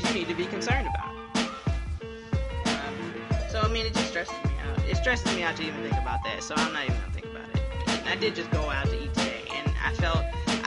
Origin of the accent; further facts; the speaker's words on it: Hilton Head, South Carolina, United States; now in Columbia, United States; I'm from Hilton Head, South Carolina